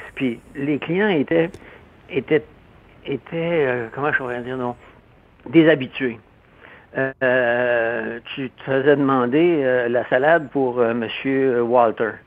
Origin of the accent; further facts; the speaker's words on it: Quebec, Canada; also born or lived in Montreal; je viens de, la campagne